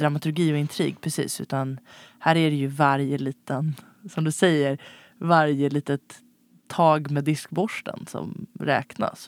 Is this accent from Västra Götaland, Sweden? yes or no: no; Stockholm, Stockholm County, Sweden; som stockholmare uppvuxen på 90-talet